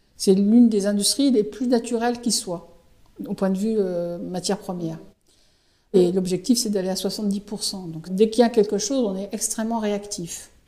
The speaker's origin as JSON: {"language": "French", "town": "Saint-Malo", "region": "Brittany", "country": "France", "also_born_or_lived": "Aix-en-Provence / Vitré / Rouen", "moved": "as an adult", "said": "je suis de Malouine, Sarvanaise Malouine, et donc euh, ça me semblait évident de revenir euh, sur la région"}